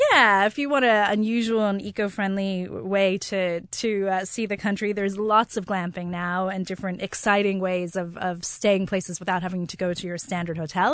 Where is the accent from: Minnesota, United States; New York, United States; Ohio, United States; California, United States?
California, United States; Los Angeles; moved away as an adult; also born or lived in Wexford, Ireland; now in Ireland; when I moved to Ireland, I come from Los Angeles